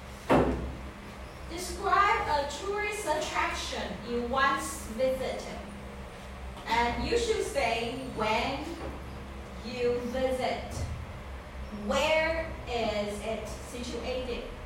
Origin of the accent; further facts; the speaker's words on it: Kaohsiung, Taiwan; English is a second language; now in Kinmen, Taiwan; my hometown is Kaohsiung